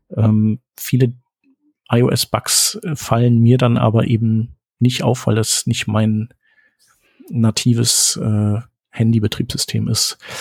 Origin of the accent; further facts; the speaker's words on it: Germany; als Deutscher